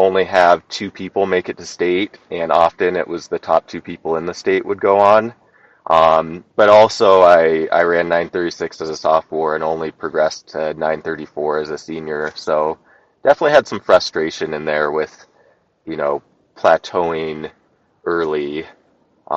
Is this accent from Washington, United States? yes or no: yes; Central Washington, United States; moved away as an adult; now in Alaska, United States; I grew up in Washington State, Central Washington, kind of desert area